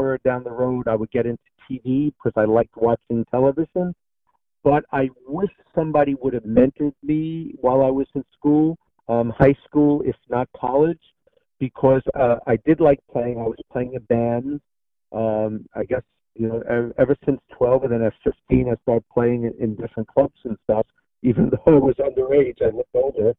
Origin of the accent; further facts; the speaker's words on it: New York City, New York, United States; I grew up in Astoria, Queens, New York.